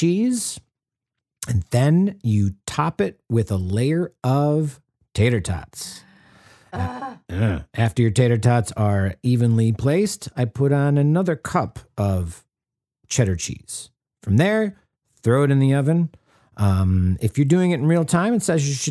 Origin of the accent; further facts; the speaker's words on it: Wisconsin and Minnesota, Midwest, United States; I grew up in Wisconsin and Minnesota